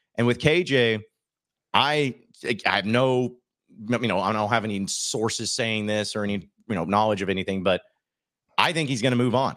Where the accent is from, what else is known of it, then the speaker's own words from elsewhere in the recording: Arkansas, United States; I grew up in Arkansas